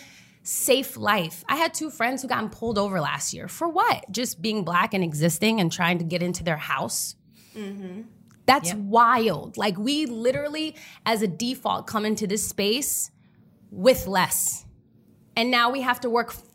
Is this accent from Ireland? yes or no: no; Berlin, Germany; first language German; English is a second language; moved away; it was cool growing up there as a kid